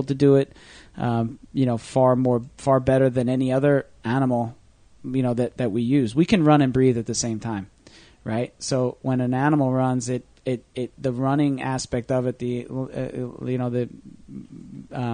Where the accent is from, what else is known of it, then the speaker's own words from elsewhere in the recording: Manasquan, New Jersey, United States; Manasquan, New Jersey, my hometown